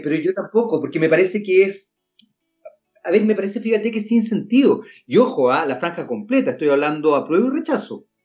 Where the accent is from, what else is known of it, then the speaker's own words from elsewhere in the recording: Chile; hay un porcentaje de personas en nuestro país, que son chilenos igual que uno